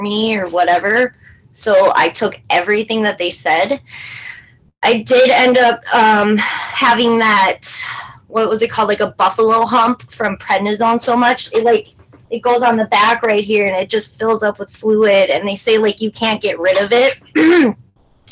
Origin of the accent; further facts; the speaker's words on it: St. Cloud, Minnesota, United States; I am from St. Cloud, Minnesota. I've lived here all of my life.